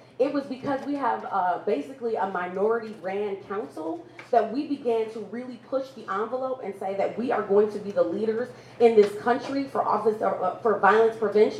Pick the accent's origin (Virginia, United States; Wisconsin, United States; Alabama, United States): Wisconsin, United States; Milwaukee; I am born and raised here in Milwaukee.